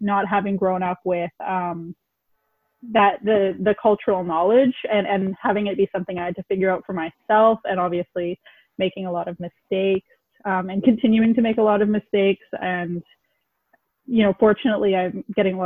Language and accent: English; Edmonton, Alberta, Canada; moved away as an adult; also born or lived in Hinton, Alberta; now in Ottawa, Canada; lived most of my life in Edmonton